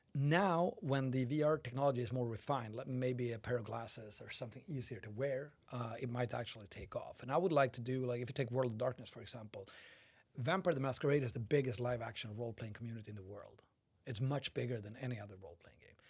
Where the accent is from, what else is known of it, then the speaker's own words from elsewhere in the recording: Umeå, Västerbotten County, Sweden; English is a second language; moved away; I was visiting my hometown of Umeå.